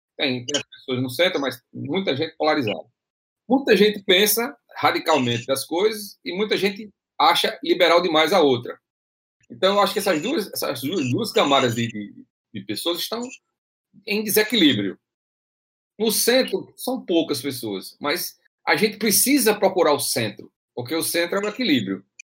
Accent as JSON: {"language": "Portuguese", "town": "Açu", "region": "Rio Grande do Norte", "country": "Brazil", "tie": "born or raised there", "moved": "yes", "said": "eu venho do interior, lá do Açu, a terra que eu nasci lá em, em Açu"}